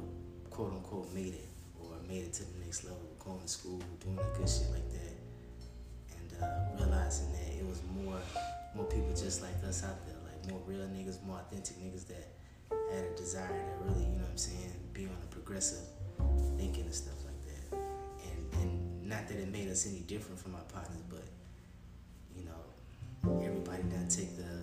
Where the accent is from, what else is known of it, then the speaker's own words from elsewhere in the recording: Chicago, Illinois, United States; also born or lived in Georgia; I was raised in Chicago. In Southside